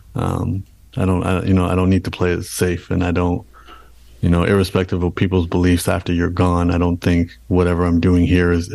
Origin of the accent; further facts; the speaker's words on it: Canada; being born and raised in Canada, my parents came to Canada and then I was born in Canada.